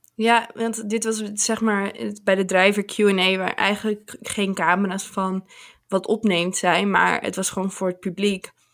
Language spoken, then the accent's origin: Dutch; Netherlands; ik uit Nederland kom